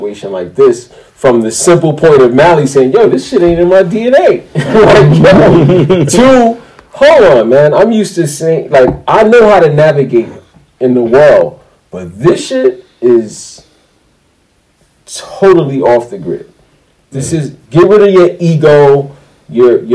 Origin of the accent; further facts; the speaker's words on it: New York City, New York, United States; We're Brooklyn guys.